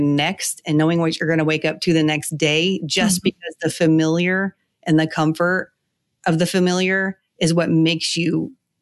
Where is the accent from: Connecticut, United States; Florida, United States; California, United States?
California, United States; moved away as an adult; now in South Carolina, United States; I was born and raised in California